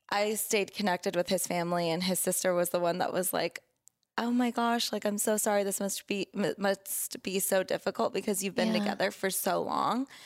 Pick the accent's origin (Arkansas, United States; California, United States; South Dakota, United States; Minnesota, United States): California, United States; also born or lived in Oregon; I lived in Oregon and I'm from California, so